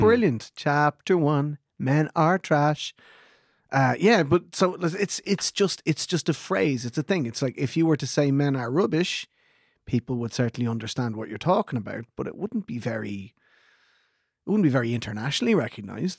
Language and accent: English; Ireland; We're the Irish version of baby boomers